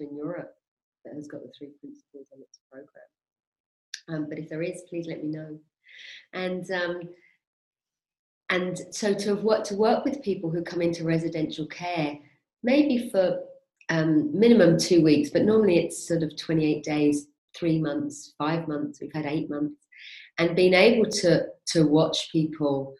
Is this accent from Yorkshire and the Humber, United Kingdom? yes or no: no; London, United Kingdom; moved away as an adult; now in Spain; I'm originally from West London, Maid of Ale